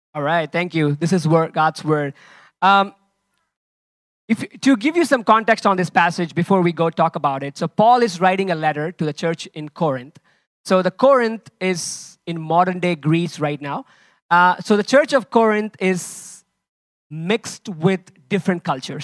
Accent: India; now in Lisbon, Portugal; I'm originally from India

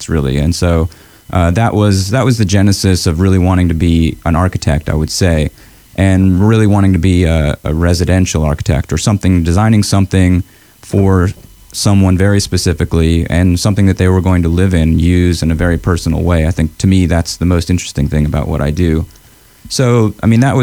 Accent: Augusta, Georgia, United States; I grew up in Augusta.

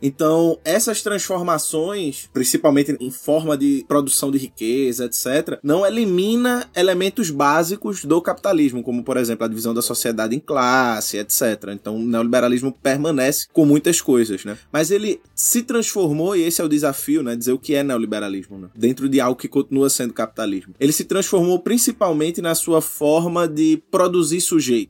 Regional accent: Recife, Pernambuco, Brazil; eu sou de Recife, Pernambuco

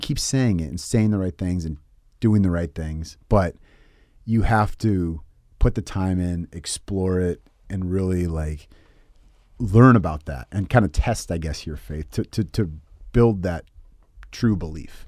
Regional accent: San Francisco Bay Area, California, United States; also born or lived in Tennessee; I grew up in the Bay Area, San Francisco Bay, but I was born in Tennessee.

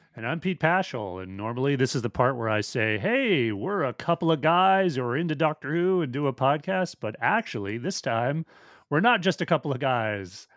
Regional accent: Edmonton, Alberta, Canada; moved away; I am from Edmonton, Alberta, Canada originally

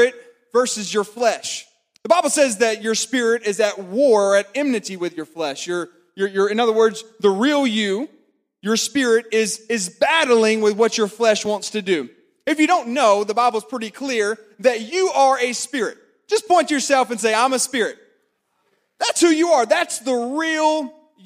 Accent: Florence, South Carolina, United States; moved away as an adult; also born or lived in Clemson, South Carolina; now in Columbia, United States; I grew up born and raised in Florence, but I went to Clemson

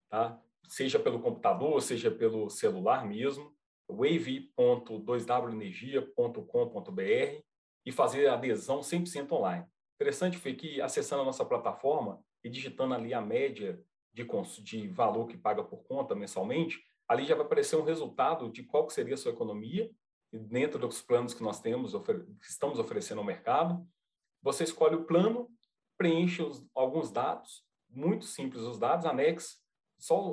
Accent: Minas Gerais, Brazil; Sim, sou mineiro, sou mineiro, uai.

